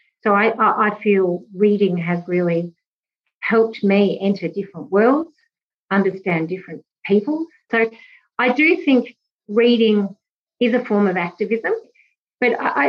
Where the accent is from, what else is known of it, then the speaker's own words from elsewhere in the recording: Australia; how I define myself as an Australian.